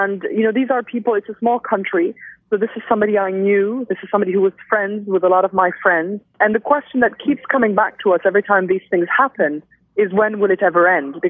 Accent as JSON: {"language": "English", "town": "Beirut", "region": "Beirut Governorate", "country": "Lebanon", "tie": "born or raised there", "moved": "as an adult", "lives_now": "Washington, United States", "said": "when I was growing up in Beirut during the Civil War."}